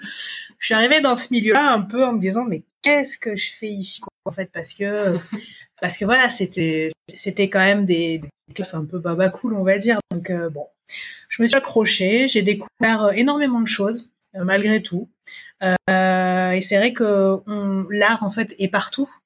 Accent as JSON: {"language": "French", "country": "New Caledonia", "tie": "born or raised there", "also_born_or_lived": "Montpellier, France", "said": "je suis née en Nouvelle-Calédonie, d'un papa originaire d'Ouvéa et d'une maman métropolitaine."}